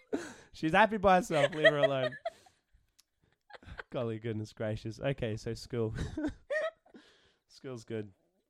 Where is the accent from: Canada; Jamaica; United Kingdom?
United Kingdom; England; Yeah. I'm English.